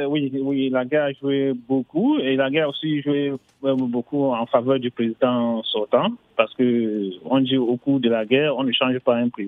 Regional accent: France; also born or lived in Africa (ancestry); moi, je suis français, mais d'origine africaine.

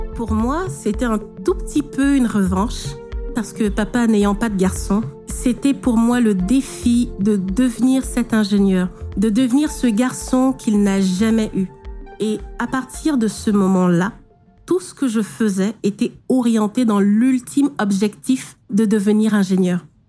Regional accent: Douala, Littoral, Cameroon; Je suis née à Douala, dans une fratrie de huit filles

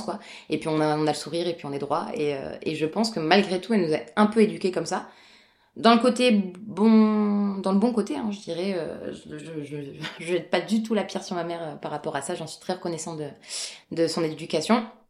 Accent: Bordeaux, Nouvelle-Aquitaine, France; Je suis née donc à Bordeaux, en France, euh, complètement française

